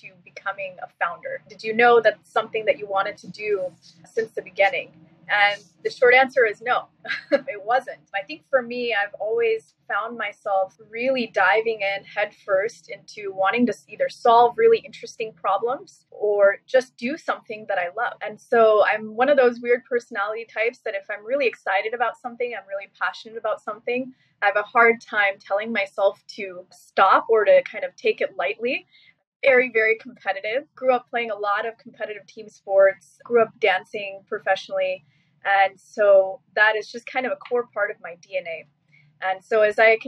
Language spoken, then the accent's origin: English; Seattle, Washington, United States; also born or lived in Silicon Valley; now in New York City, United States; I moved back to Seattle, my hometown